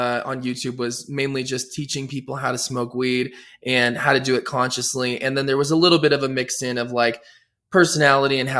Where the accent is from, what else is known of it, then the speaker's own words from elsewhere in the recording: Denver, Colorado, United States; also born or lived in New York / Los Angeles; Born and raised in Denver, Colorado